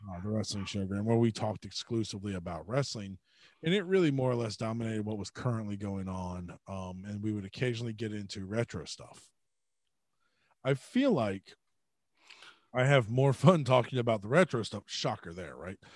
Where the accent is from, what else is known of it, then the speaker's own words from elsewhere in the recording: Georgia, United States; growing up in Georgia